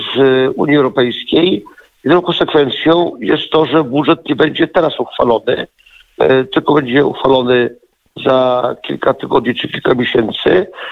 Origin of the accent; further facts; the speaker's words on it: Poland; jako jedyny Polak